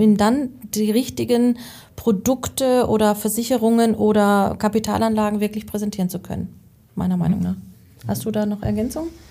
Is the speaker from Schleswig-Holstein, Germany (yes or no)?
no; North Rhine-Westphalia, Germany; also born or lived in Münsterland; ich komme gebürtig aus Westfalen